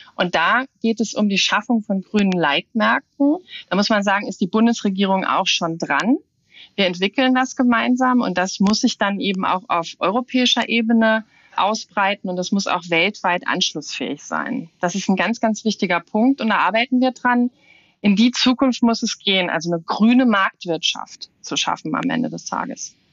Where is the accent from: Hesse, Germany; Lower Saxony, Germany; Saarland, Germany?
Saarland, Germany; Meine Heimat, das Saarland